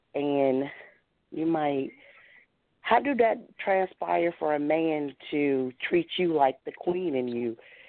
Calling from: Baltimore, Maryland, United States; I'm calling from Baltimore.

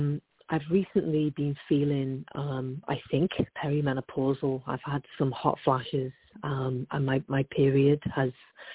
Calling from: Oakland, California, United States; I'm calling from Oakland, California.

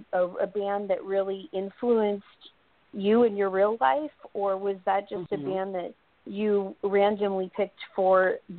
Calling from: North Carolina, United States; I'm calling from North Carolina.

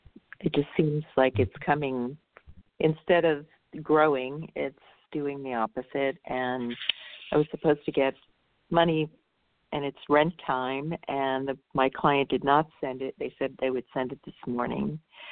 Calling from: California, United States

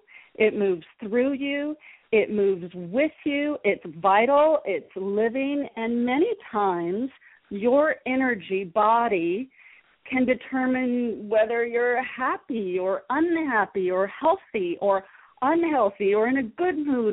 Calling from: San Diego, California, United States; I'm joining you from San Diego, California, and I'm super happy to be here

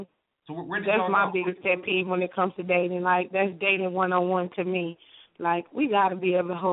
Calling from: Alabama, United States; I'm calling from Alabama.

